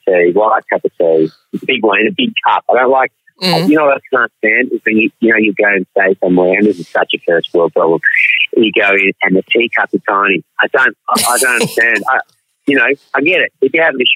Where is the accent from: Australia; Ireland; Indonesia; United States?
Australia; Melbourne, Victoria; I'm an actor and I'm from Melbourne